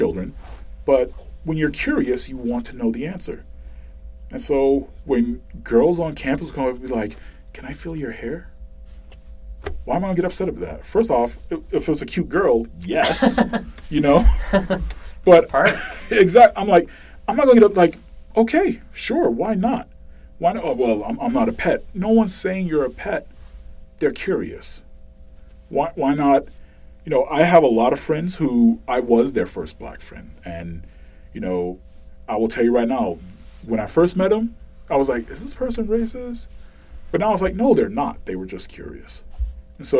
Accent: Boston, Massachusetts, United States; moved away; growing up in Boston

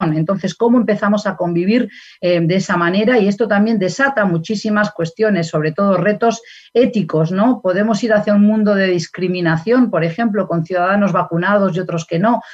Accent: Basque Country, Spain; moved away; yo acabo de regresar del País Vasco de mi tierra natal y de España

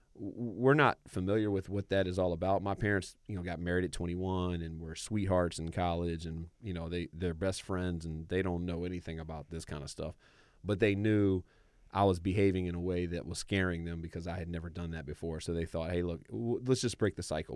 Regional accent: Raleigh, North Carolina, United States; I grew up in Raleigh, North Carolina

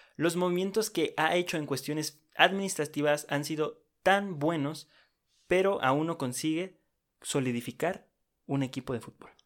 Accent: Mexico; somos mexicanos

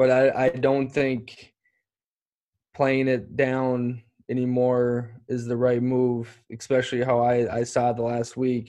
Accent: United States; now in Bologna, Italy; being American

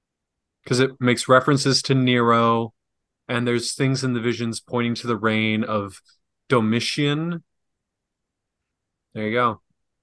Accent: Reedsburg, Wisconsin, United States; In my hometown.

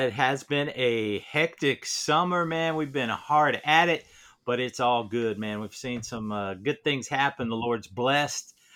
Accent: Ohio, United States; moved away; also born or lived in Tampa, Florida; growing up in Ohio and then living in Florida, Tampa area for so long

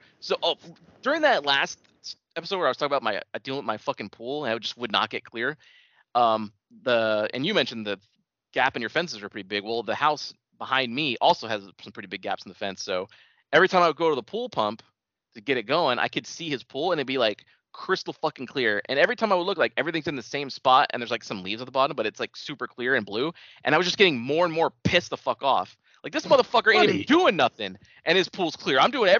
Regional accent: California, United States; born there; Yep, I was born in the Bay Area and then decided, no, we're going to the suburbs, so we came here.

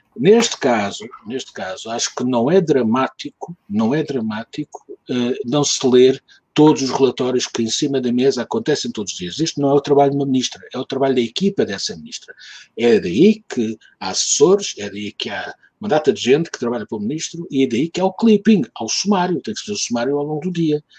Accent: Lisbon, Portugal; não sou alfacinha, sou Lisboeta, porque o meu pai não era de Lisboeta, vinha da terra. Portanto, eu sou segunda geração, já nasci em Lisboa, mas não sou alfacinha

